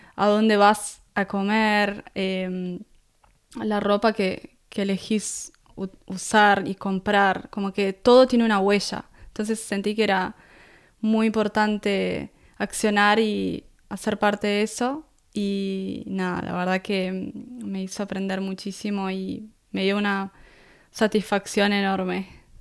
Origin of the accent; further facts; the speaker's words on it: Punta del Este, Maldonado, Uruguay; accent: Uruguayan; moved away as an adult; also born or lived in Búzios, Rio de Janeiro, Brazil / Rio de Janeiro, Brazil / Costa Rica; now in Gold Coast, Australia; ahí crecí eh, hasta convertirme en adulta, eh, ahí en Uruguay, en Punta del Este. Y es como que siento yo me siento uruguaya